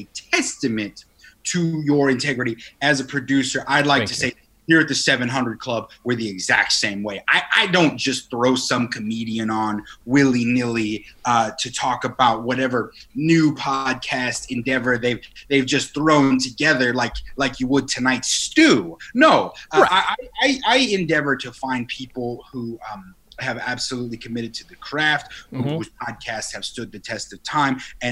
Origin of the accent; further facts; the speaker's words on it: Utica, New York, United States; I'm from Utica